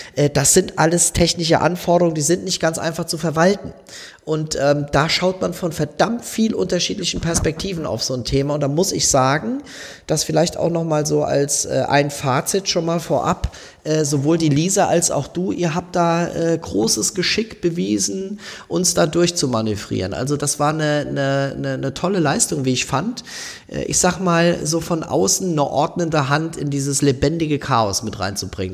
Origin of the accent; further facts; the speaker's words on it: southwest Germany, Germany; moved away as an adult; also born or lived in Wiesbaden / Munich; now in Bremen, Germany; Ich komme aus dem Südwesten unserer Republik